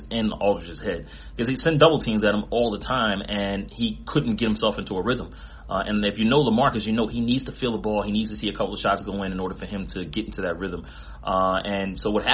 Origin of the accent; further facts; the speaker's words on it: Philadelphia, Pennsylvania, United States; I'm from Philly, too